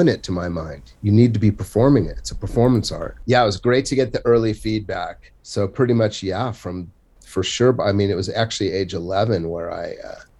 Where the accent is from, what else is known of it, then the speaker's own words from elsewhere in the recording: Santa Monica, California, United States; I'm like from Santa Monica, which wasn't the rich Santa Monica. It was just a working class kind of town back then